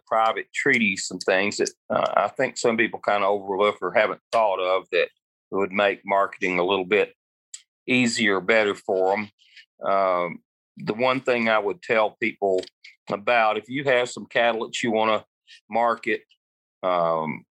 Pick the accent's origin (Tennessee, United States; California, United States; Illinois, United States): Tennessee, United States; Middle; I'm from Middle Tennessee originally, and now I like to joke I live in everybody else's house because I stay on the road quite a bit.